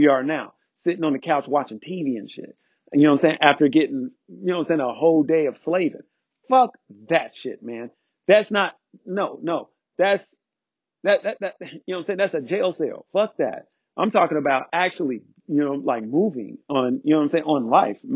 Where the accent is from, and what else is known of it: United States